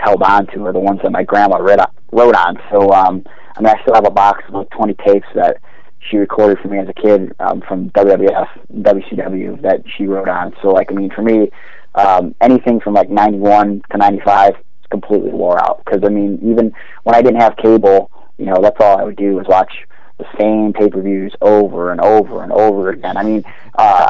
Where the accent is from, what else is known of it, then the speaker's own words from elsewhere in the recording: Cleveland, Ohio, United States; Absolute Intense Wrestling in Cleveland, my hometown